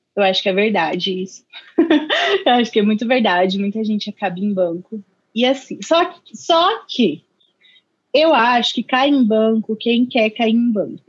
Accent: Indaiatuba, São Paulo, Brazil; moved away as an adult; also born or lived in Sorocaba; eu sou de Indaiatuba, interior, Indaiatuba. pertinho de Sorocaba

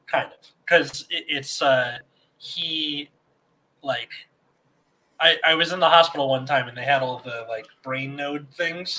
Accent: United States; we're American

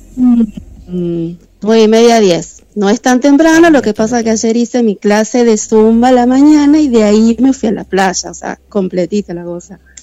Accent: Buenos Aires, Argentina; now in Mar del Plata, Argentina; yo soy de Buenos Aires

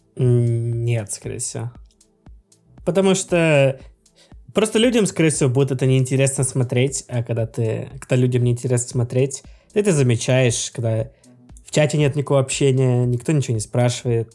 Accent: Russia; я из России

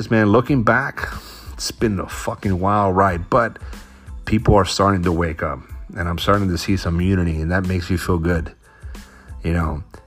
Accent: Florida, United States; now in Washington, United States; I'm from Florida

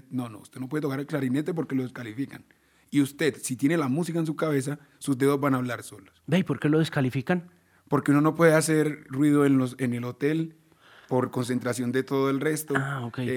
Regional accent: Baudó, Chocó, Colombia; Yo vengo del Chocó, yo vengo de allá al Baudó, y allá se escucha es esto.

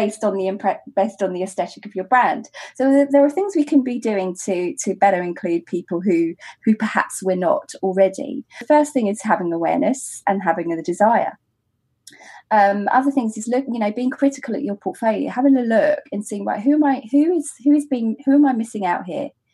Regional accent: United Kingdom; as a British bride who's also happens to be black

